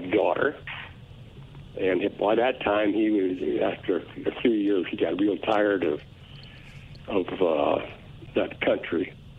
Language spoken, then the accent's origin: English; Sioux City, Iowa, United States; Oh, I grew up in Sioux City, Iowa. It's on the Missouri River.